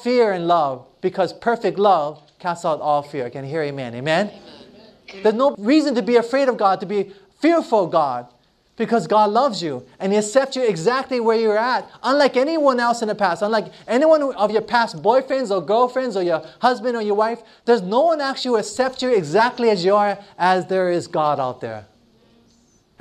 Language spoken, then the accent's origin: English; Hilo, Hawaii, United States; moved away; back to my hometown where I grew up in Hilo, Hawaii